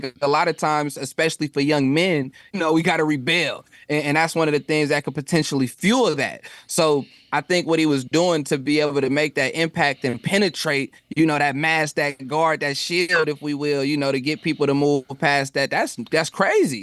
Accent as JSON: {"language": "English", "town": "Stockton", "region": "California", "country": "United States", "tie": "born or raised there", "also_born_or_lived": "Oakland", "said": "where I'm from, um, e, either in Oakland or even when I was growing up in Stockton"}